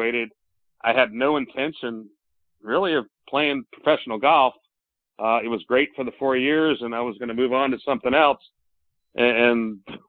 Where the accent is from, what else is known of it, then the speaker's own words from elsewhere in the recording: Williamsburg, Virginia, United States; it was pretty cool growing up in Williamsburg.